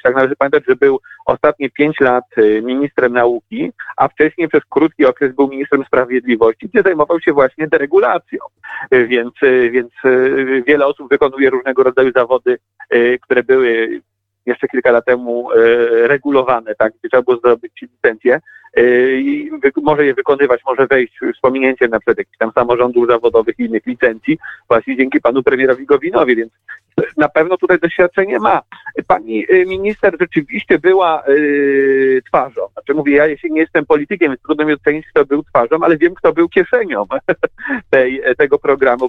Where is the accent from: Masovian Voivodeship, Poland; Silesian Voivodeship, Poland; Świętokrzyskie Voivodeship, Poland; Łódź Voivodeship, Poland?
Łódź Voivodeship, Poland; Łódź